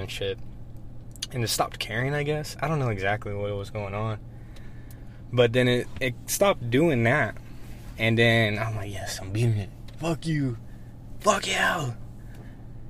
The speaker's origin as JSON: {"language": "English", "town": "Monahans", "region": "Texas", "country": "United States", "tie": "born or raised there", "said": "growing up in Monahans"}